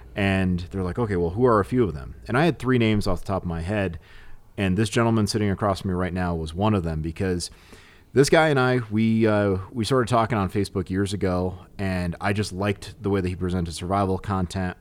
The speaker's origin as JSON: {"language": "English", "region": "New England", "country": "United States", "said": "I'm from New England"}